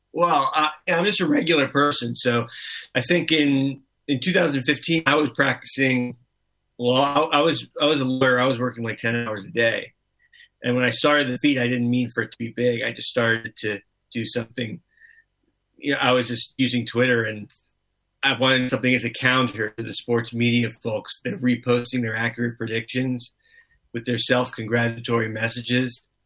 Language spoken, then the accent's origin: English; Miami, Florida, United States; I grew up in Miami